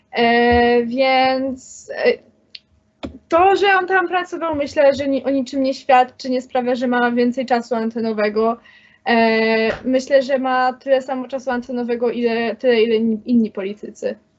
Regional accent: Kraków, Lesser Poland, Poland; Jestem z Krakowa

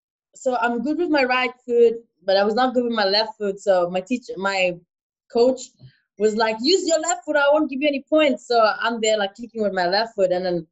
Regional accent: China; So I grew a lot growing up in China.

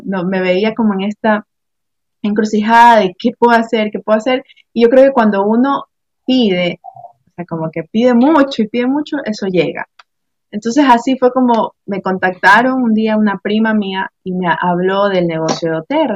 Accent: Guayaquil, Guayas, Ecuador; yo soy de aquí de Guayaquil, Ecuador

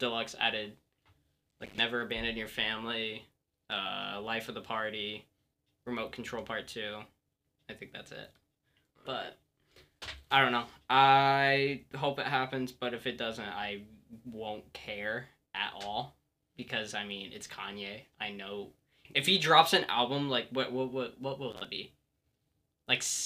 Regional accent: Winamac, Indiana, United States; I'm from a small town in Indiana known as Winnemac

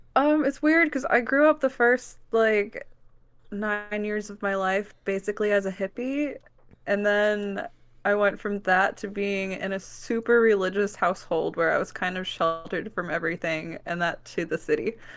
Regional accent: Wisconsin, United States; now in Kansas City, United States; I was born on the Organic Valley Farm, actually, in Wisconsin

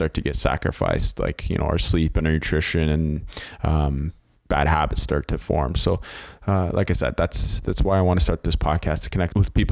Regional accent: Hamilton, Ontario, Canada; born and raised in Hamilton, Ontario

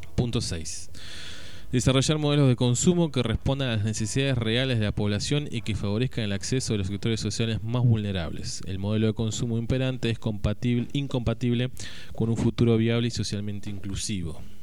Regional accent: Argentina

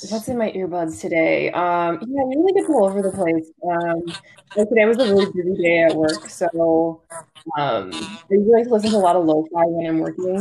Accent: Chicago suburbs, Illinois, United States; I'm originally from the suburbs of Brook, the Dirty 630

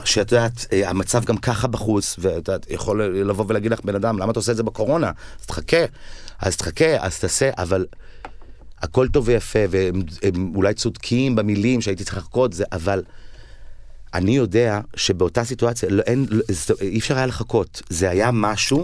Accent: Tel Aviv, Tel Aviv District, Israel; also born or lived in Ramat HaSharon; גדלתי בסביבה הזו של כיכר המדינה

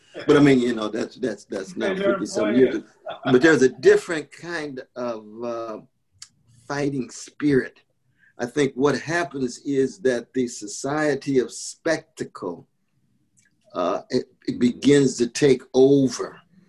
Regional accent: Sacramento, California, United States; when I was growing up in California, Sacto, on the chocolate side of town

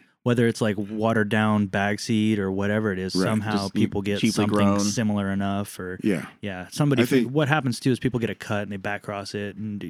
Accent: Southern California, United States; I grew up in Southern California

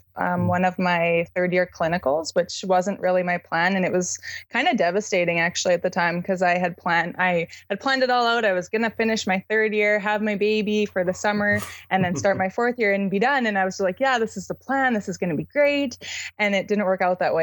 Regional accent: Canada; I'm from Canada

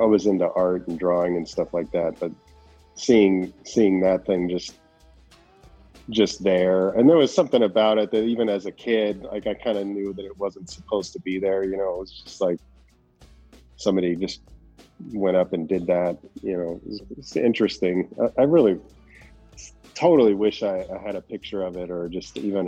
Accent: a suburb north of the Valley, outside Los Angeles, California, United States; I was born in in the Valley, and it's like outside of Los Angeles, and then ended up moving further north to a suburb and when I was five.

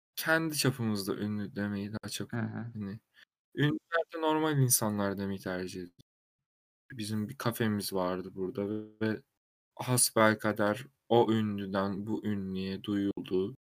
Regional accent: Sakarya, Turkey; now in Istanbul, Turkey; Sakarya doğumluyum

